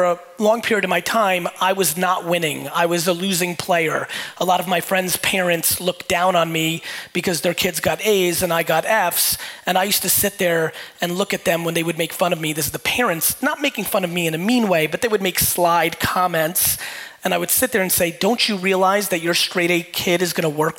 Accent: Edison, New Jersey, United States; also born or lived in Soviet Union; When I was 6 years old and moved to Edison, New Jersey, for a lot of you that don't know me, I was born in the Soviet Union, immigrated to the United States when I was 3

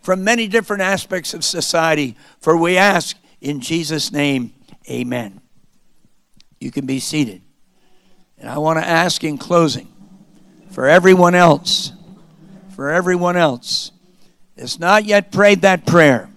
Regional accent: Wyckoff, New Jersey, United States; moved away; being born in my little hometown of Wyckoff, New Jersey

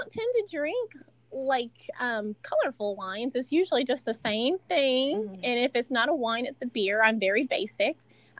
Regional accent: Bakersfield, California, United States; born there; but I was born, the hospital that I came out in was Memorial Hospital in Bakersfield, California, in the valley, Kern Valley

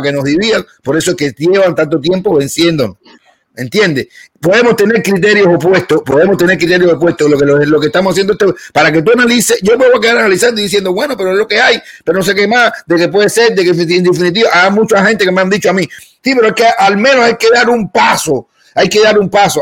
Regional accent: Cuba; moved away; siendo cubanos

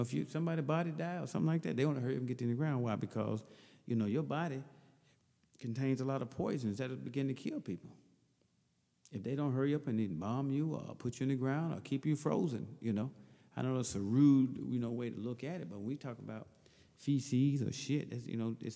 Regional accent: Hattiesburg, Mississippi, United States; also born or lived in Chicago, Illinois; now in Champaign, United States; We grew up in Pineview Apartments, 1200 Country Club Road, Hattiesburg, Mississippi, M1 apartment

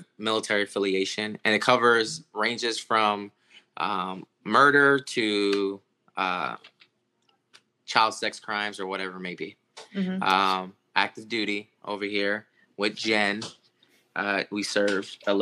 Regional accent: Florida, United States; moved away; I was from, or I am from Florida, me and my wife

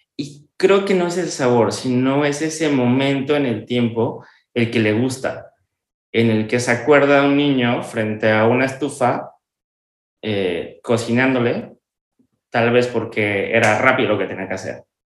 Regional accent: Mexico; moved away as an adult; also born or lived in Puebla; now in Santiago, Dominican Republic; unas raíces y no perder las mías, que es México

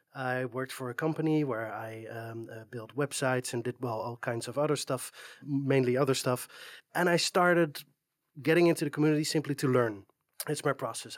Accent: Netherlands; I'm from the Netherlands, uh, it's a, it's a small flat country

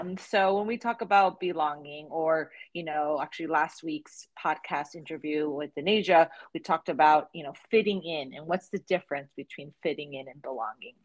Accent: New Jersey, United States; as a child grow, growing up in New Jersey

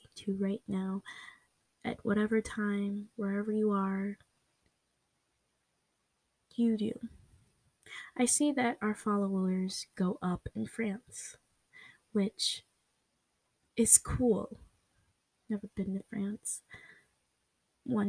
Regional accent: United States; For me, I live in America. I'm American

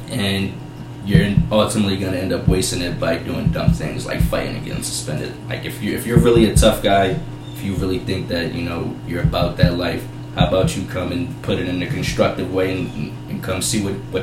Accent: Chester, Pennsylvania, United States; also born or lived in Delaware County, Pennsylvania; After we moved from Chester, we lost the church, but living in Delaware County, my mom started up a business

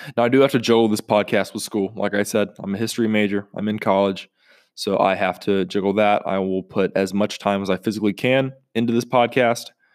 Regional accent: North Carolina, United States; North Carolina. Uh, it's my home state

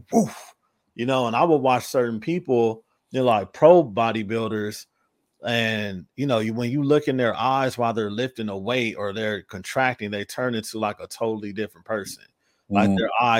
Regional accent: Los Angeles, California, United States; I'm from

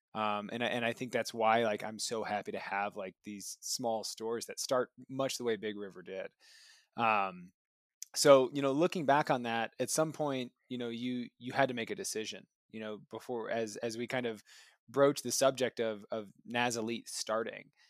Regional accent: Michigan, United States; growing up in Michigan myself

